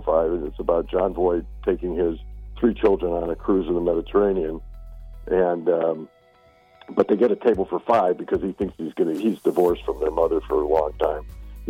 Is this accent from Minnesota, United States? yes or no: no; Buffalo, New York, United States; moved away; growing up in Buffalo.